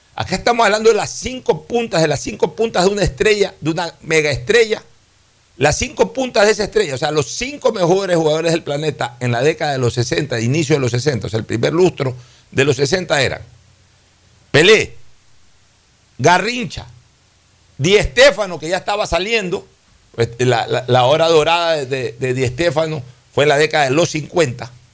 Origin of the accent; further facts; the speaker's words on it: Guayaquil, Guayas, Ecuador; moved away; Somos guayaquileños y nos sentimos orgullosamente guayaquileños